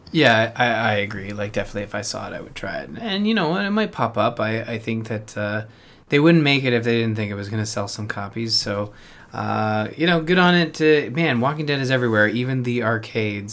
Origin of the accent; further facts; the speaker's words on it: Canada; being Canadian